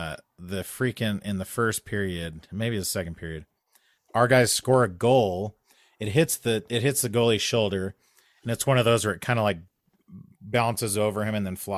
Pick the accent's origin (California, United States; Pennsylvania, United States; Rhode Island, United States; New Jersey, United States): Pennsylvania, United States; Pittsburgh; accent: Midland American English; now in Columbus, United States; Yeah, I speak a Midland American English dialect. I grew up in Pittsburgh and live in Columbus, Ohio.